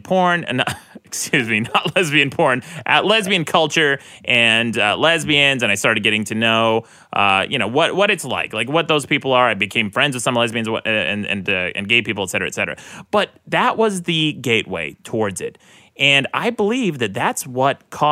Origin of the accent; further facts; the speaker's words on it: Utah, United States; I grew up in Utah and I was raised in a very conservative state, conservative family